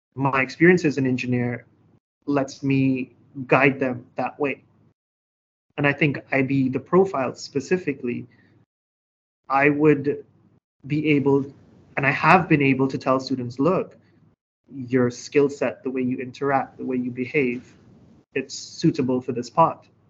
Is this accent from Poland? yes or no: no; Trinidad & Tobago; moved away as an adult; now in Hangzhou, China; I'm from beautiful Trinidad and Tobago.